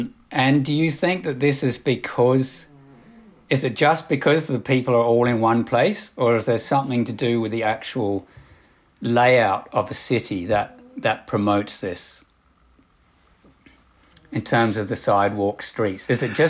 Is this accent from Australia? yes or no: yes; Australia; now in United Kingdom; Yeah, I mean, my background, I came from Australia and then now living in the UK.